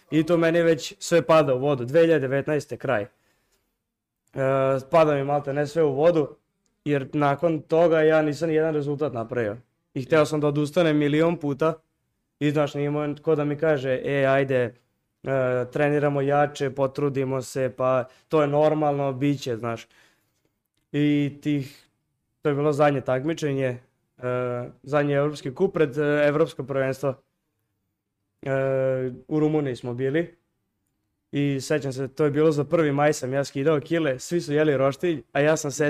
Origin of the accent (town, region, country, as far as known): Serbia